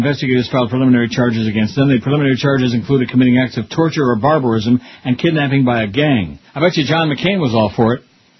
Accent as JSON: {"language": "English", "town": "Rochester", "country": "United States", "tie": "born or raised there", "said": "when I was growing up in Rochester"}